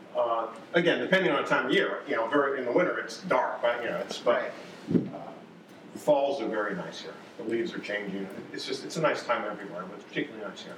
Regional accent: New York, United States; moved away as an adult; also born or lived in Boston; now in North Carolina, United States; I grew up in New York, lived in Boston for many years

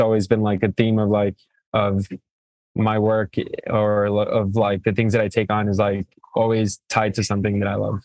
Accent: Fort Morgan, Colorado, United States; also born or lived in Mexico / Greeley, Colorado; I'm originally from Mexico and came to the states and documented and grew up in northern Colorado, in Fort Morgan, uh, northeast plains of Colorado

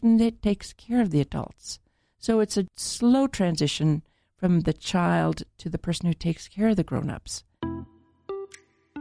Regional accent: United States; as an American

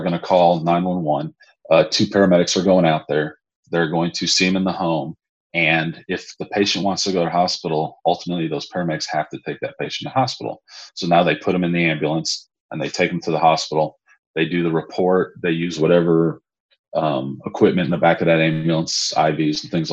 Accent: McKinney, Texas, United States; also born or lived in Chicago; I'm originally from McKinney, Texas, just north of Dallas

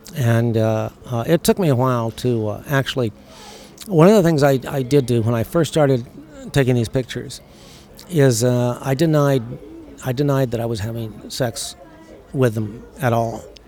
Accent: United States; moved away as an adult; also born or lived in Saudi Arabia / Chicago; we grew up in America

